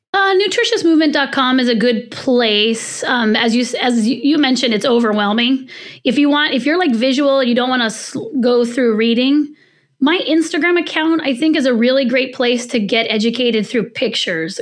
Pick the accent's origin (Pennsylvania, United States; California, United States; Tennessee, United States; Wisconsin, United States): California, United States; I'm from the West Coast, I was born in California